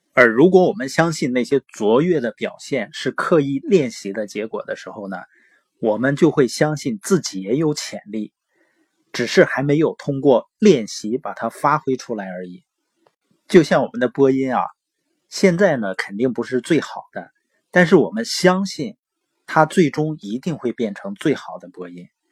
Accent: Northeast China, China; accent: Northeastern (Dongbei); 我是东北的口音嘛，往往有的时候评卷舌是不分的

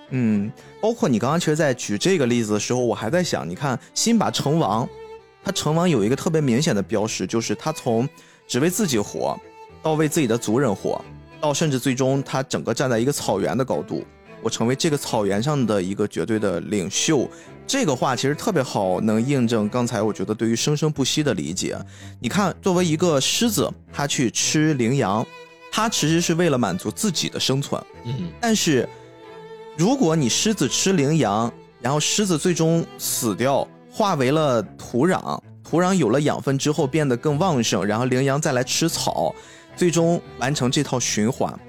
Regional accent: China; 我们中国人

